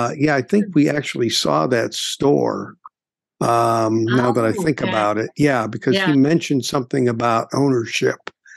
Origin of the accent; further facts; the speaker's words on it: Illinois, United States; because the big radio stations where I grew up were in Chicago.